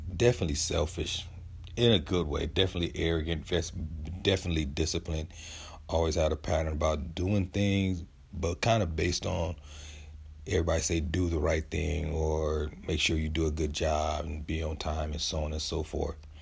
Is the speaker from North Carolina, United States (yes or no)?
no; San Diego, California, United States; I'm from San Diego, where we have a five or six Heisman Trophy winners, and, and I grew up not too far from Lincoln High